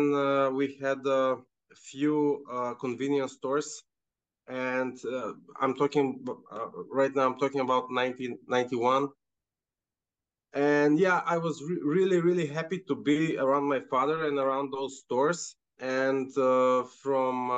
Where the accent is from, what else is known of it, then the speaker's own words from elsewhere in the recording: North Macedonia; moved away as an adult; also born or lived in Canada; Right now, I'm back home. I'm in Macedonia.